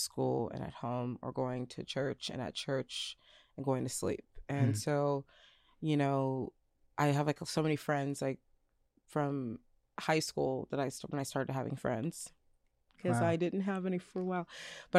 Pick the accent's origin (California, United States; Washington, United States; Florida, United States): Washington, United States; Tacoma; also born or lived in New York City; I was flipping between New York City and Tacoma my whole life.